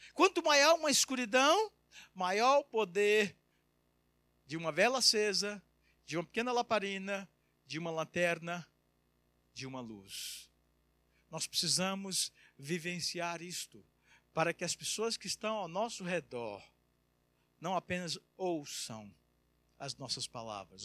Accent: Brazil; moved away as an adult; now in Portugal; eu já estou fora do Brasil há quase 20 anos, então eu não sei nem se sou brasileiro mais

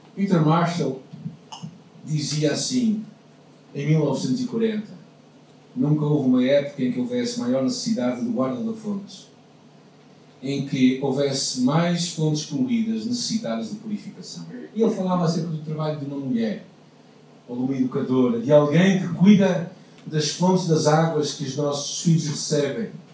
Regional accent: Portugal; now in Porto, Portugal; como portugueses

